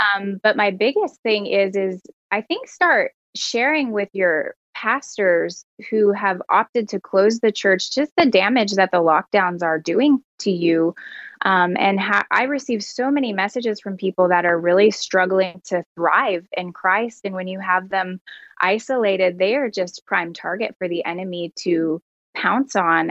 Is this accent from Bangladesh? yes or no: no; Canada; as a Canadian